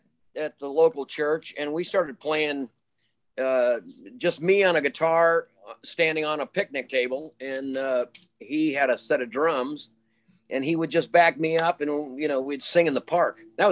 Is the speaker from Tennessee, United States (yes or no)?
no; Utah, United States; born there; also born or lived in Washington / North Carolina; we lived in Utah. I was born in Utah. We lived in there, and they were from Colorado, my folks. And then we moved to Washington State, and then we moved to North Carolina.